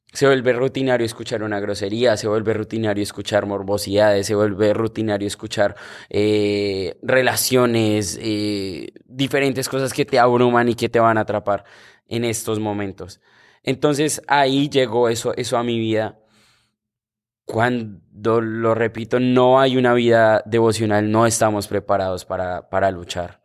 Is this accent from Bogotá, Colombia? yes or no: yes; Bogotá, Colombia; moved away; yo soy de Bogotá, Colombia